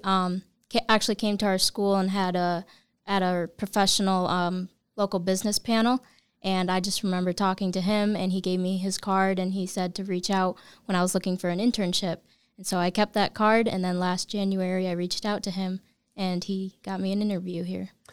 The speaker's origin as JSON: {"language": "English", "town": "Bainbridge", "region": "New York", "country": "United States", "said": "I'm a local. I'm from Bainbridge, New"}